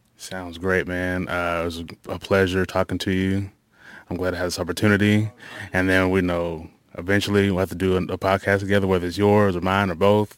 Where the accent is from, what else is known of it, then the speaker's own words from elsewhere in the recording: La Vergne, Tennessee, United States; did part of my growing up in Laverne